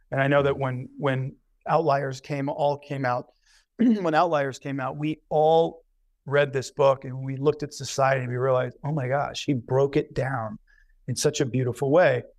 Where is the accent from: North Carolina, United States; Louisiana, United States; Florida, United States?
Louisiana, United States; Covington; moved away; I was born in Covington, Louisiana